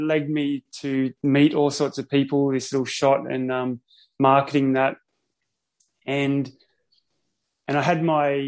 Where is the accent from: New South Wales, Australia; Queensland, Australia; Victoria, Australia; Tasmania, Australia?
New South Wales, Australia; Sydney; now in Noosa, Australia; I grew up in Sydney.